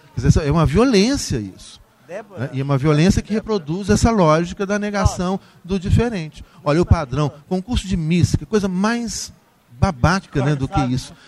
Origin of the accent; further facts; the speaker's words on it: Brazil; nós brasileiros